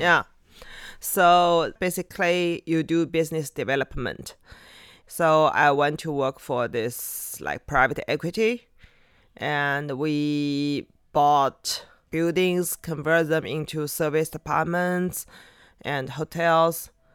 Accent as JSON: {"language": "English", "region": "Shanghai", "country": "China", "also_born_or_lived": "Yumen, Gansu / Beijing", "second_language": "English", "said": "I'm from here, Shanghai."}